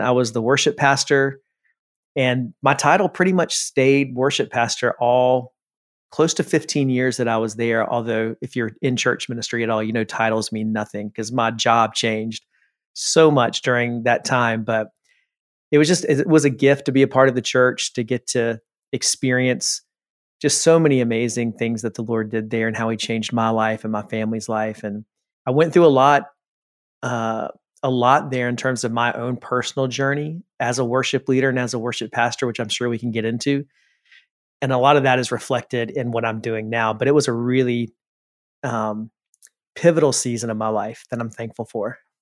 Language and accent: English; South Carolina, United States; I grew up in South Carolina